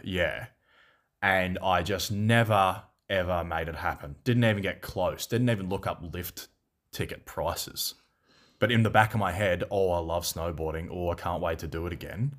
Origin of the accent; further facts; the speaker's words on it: Seymour, Victoria, Australia; also born or lived in Melbourne; in Seymour, my hometown